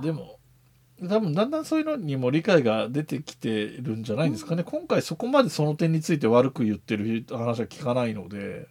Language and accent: Japanese; Yamanashi, Japan; 自分が出身が山梨県なので